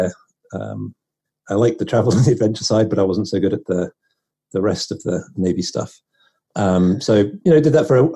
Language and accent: English; northwest of England near Liverpool, North West England, United Kingdom; moved away as an adult; also born or lived in London; now in United States; I'm from England, up in the northwest of England near Liverpool.